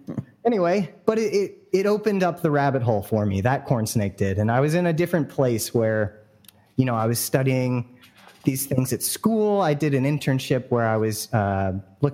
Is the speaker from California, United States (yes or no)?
yes; San Francisco Bay Area, California, United States; born or raised there